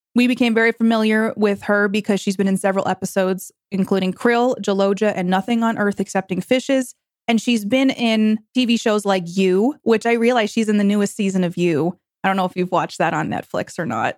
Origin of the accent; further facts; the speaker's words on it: New York, United States; I'm from New York